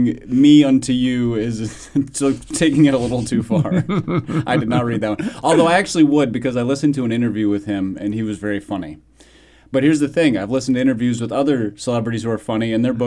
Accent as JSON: {"language": "English", "country": "Canada", "tie": "born or raised there", "moved": "yes", "lives_now": "Nashville, United States"}